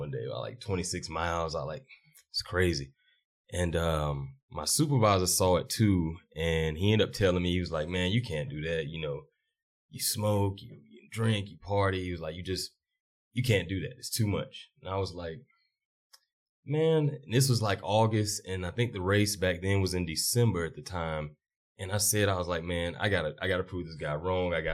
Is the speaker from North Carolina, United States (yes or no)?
yes; Charlotte, North Carolina, United States; I'm from Charlotte